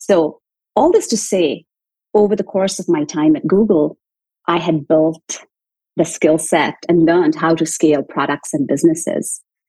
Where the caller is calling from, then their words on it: Chicago, Illinois, United States; I'm calling in from Chicago. It's a cloudy day today, but I'm doing well.